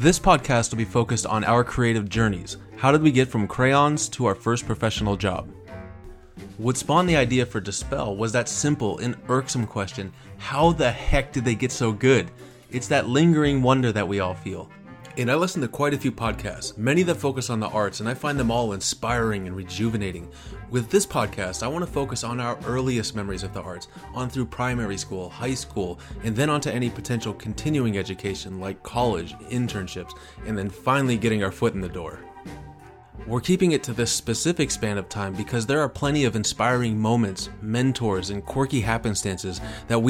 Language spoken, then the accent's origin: English; Erie, Pennsylvania, United States; moved away as an adult; also born or lived in Columbus, Ohio / California; I was born in Erie, Pennsylvania, graduated high school in 1998, went to art college in Columbus, Ohio